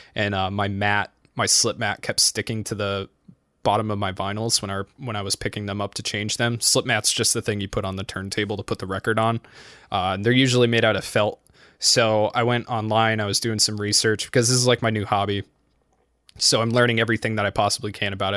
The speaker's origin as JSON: {"language": "English", "region": "New England", "country": "United States", "said": "I'm from New England"}